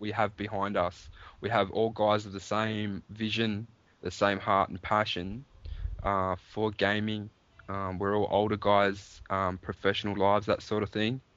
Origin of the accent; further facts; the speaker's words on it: Australia; here in Australia